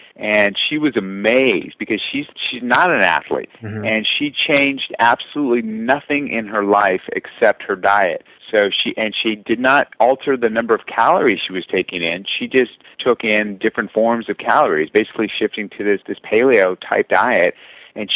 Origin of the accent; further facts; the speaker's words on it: South Orange County, Southern California, United States; I grew up in Southern California, which is kind of nice. I was down there in South Orange County.